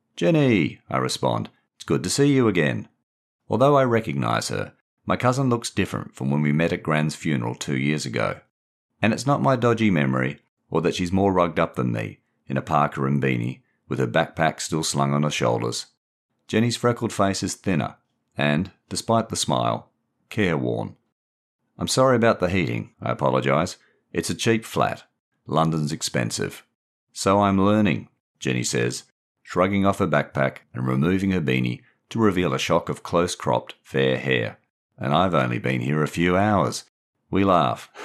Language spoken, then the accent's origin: English; Perth, Western Australia, Australia; moved away as an adult; also born or lived in Brighton, England / Windsor, England; I grew up in Perth in the nineteen sixties and seventies